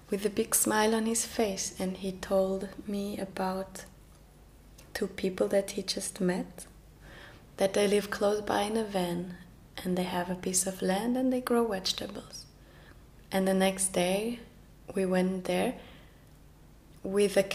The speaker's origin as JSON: {"language": "English", "country": "Norway", "first_language": "Norwegian", "second_language": "English", "said": "I started to sing in my mother tongue, uh, which is Norwegian."}